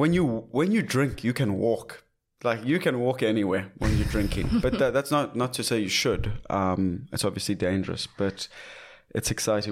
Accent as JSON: {"language": "English", "country": "South Africa", "said": "being South African"}